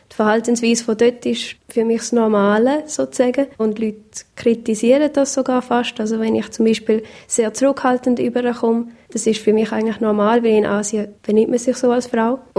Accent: Taiwan; Taiwan geboren und aufgewachsen. Meine Eltern sind Missionare

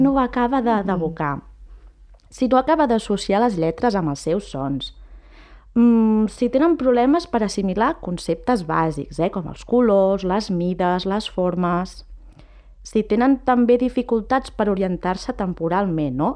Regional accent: La Garriga, Catalonia, Spain; sóc nascuda i criada aquí a la Garriga

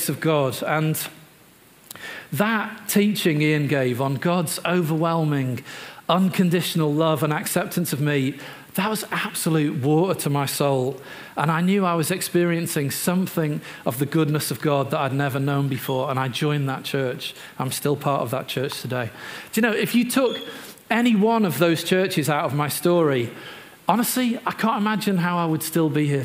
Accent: Merseyside, North West England, United Kingdom; moved away as an adult; also born or lived in Newcastle upon Tyne; now in Newcastle, United Kingdom; I'm from Merseyside originally, came to Newcastle, trained to be an RE teacher

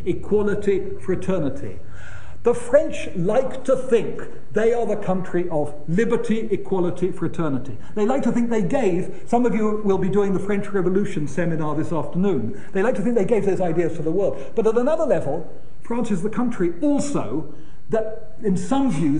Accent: United Kingdom; being British

